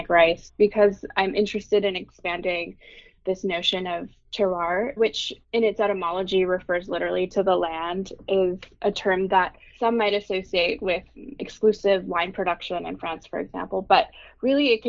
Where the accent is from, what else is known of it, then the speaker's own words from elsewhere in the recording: Bay Area, California, United States; moved away; I'm a second generation ABC or American born Chinese who was born and raised in the Bay Area